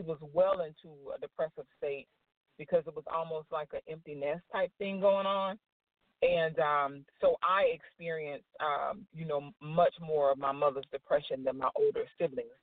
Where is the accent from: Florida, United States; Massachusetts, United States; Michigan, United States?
Florida, United States; I'm originally from Florida, so I was born and raised in Florida.